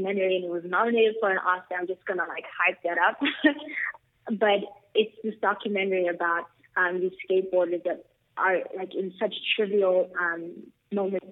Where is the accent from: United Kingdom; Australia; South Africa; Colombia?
South Africa; I'm born and raised in South Africa.